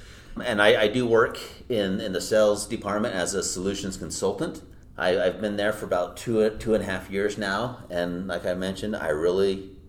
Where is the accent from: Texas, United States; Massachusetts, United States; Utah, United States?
Utah, United States; One thing I'm proud of is I grew up here in Utah. I was born and raised in the same house. I never moved once in my life.